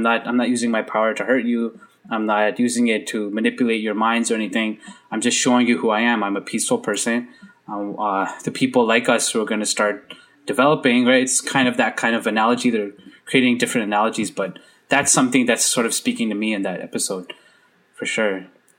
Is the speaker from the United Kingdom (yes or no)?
no; Canada; as a visible minority growing up in Canada, I'm in Canada.